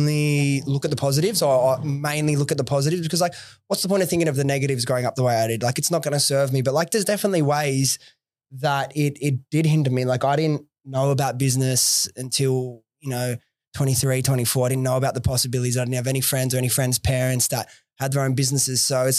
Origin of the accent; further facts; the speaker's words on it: New South Wales, Australia; I'm so glad I grew up in like the Southwest, went to public schools.